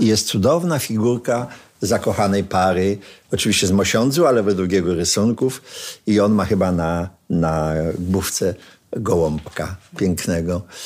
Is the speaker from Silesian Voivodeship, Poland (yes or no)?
yes; Sosnowiec, Silesian Voivodeship, Poland; jesteśmy chłopcami z Sosnowca